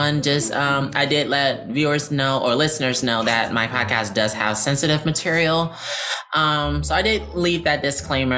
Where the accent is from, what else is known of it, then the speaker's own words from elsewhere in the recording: Detroit, Michigan, United States; moved away as an adult; now in Lansing, United States; growing up in my hometown, Detroit, because growing up in Detroit for me was very interesting